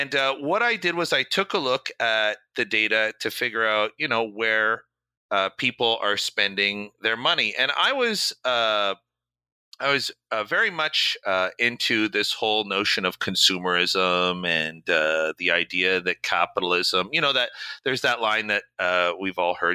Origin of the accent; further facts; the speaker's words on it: Canada; moved away as an adult; now in New York, United States; I'm originally from Canada. I've been here maybe since 2000, so coming up 17 years in the United States.